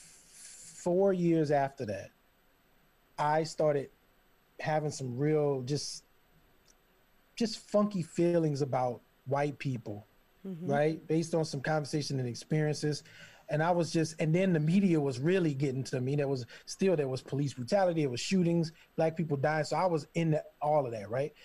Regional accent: Southern Louisiana, United States; moved away as an adult; now in Portland, United States; I grew up Christian in Southern Louisiana

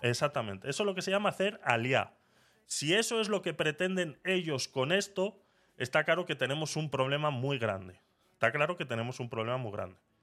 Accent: Panama; moved away as an adult; now in Spain; yo fui como menor de edad, por ende yo hice todos mis estudios en Panamá

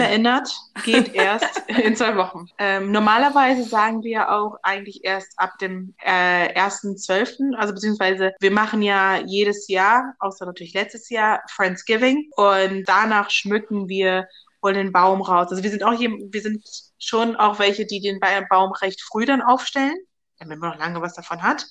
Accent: Germany; ich bin in Deutschland aufgewachsen, bin seit 95 hier

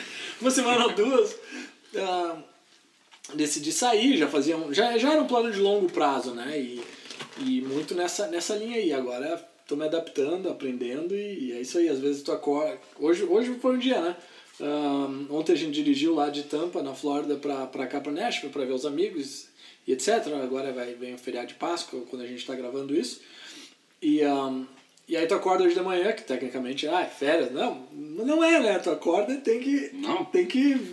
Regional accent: Porto Alegre, Rio Grande do Sul, Brazil; moved away as an adult; also born or lived in Santa Catarina; now in United States; eu sou de Porto Alegre, uh, gaúcho, e uh, estudei, fiz veterinária lá em Porto Alegre

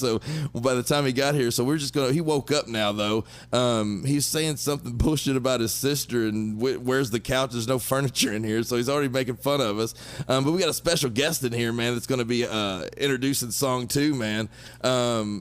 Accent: Paris, United States; I grew up in Red Bud Lane in Paris

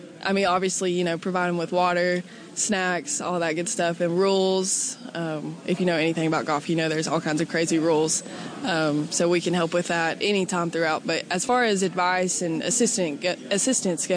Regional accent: Kingsport, Tennessee, United States; I am from Kingsport. Grew up here, lived here all my life

